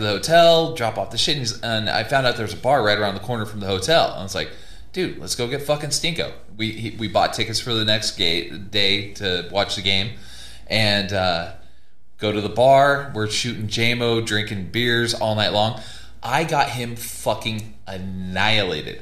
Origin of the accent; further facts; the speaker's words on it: California, United States; now in Colorado, United States; I'm from California